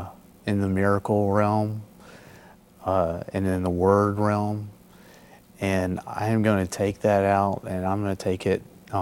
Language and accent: English; the South, United States; You know, I grew up in the South.